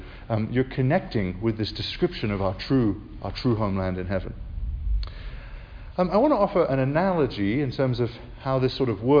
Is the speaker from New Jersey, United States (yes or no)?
no; South Carolina, United States; I was born in South Carolina, so I am actually a native Southerner, which not a lot of people know, but to an American mother, so I got an American citizenship.